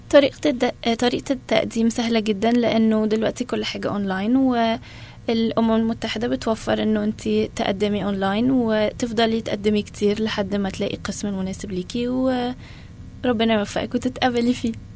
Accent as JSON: {"language": "Arabic", "town": "Alexandria", "region": "Alexandria Governorate", "country": "Egypt", "tie": "born or raised there", "also_born_or_lived": "Arizona, United States", "moved": "as an adult", "lives_now": "United States", "said": "أنا اتولدت في اسكندرية في مصر وعشت كل حياتي في اسكندرية"}